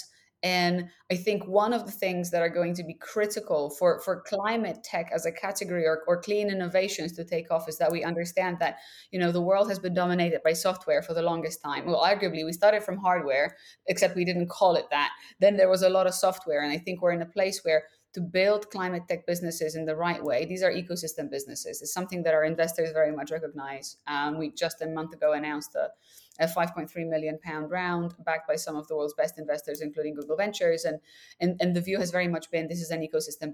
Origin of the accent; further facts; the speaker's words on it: Krakow, Lesser Poland, Poland; I was born and raised in Krakow, Poland